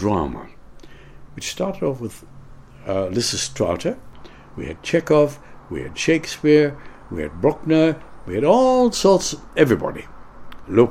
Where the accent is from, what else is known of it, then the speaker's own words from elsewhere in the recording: Canada; moved away as an adult; also born or lived in United States / London; now in United Kingdom; as a Canadian